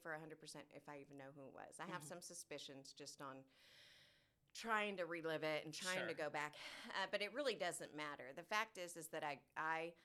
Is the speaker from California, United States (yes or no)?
yes; Orange County, California, United States; born or raised there; moved away as an adult; now in Texas, United States